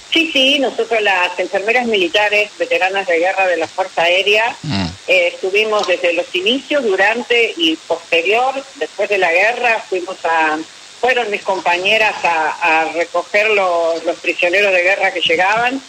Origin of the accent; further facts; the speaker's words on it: Paraná, Entre Ríos, Argentina; moved away; also born or lived in Buenos Aires; yo soy de Paraná